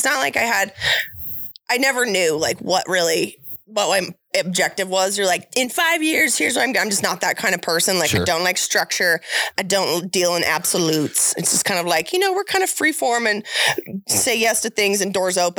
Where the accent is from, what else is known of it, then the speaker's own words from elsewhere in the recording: Buffalo, Wyoming, United States; also born or lived in Cody, Wyoming / Bozeman, Montana / Oklahoma City, Oklahoma; now in Sheridan, United States; Well, I'm from Buffalo, Wyoming originally, like grew up in Cody till like fourth grade and then spent the rest of my time till high school, graduated from Buffalo. BHS, I'm a Buffalo.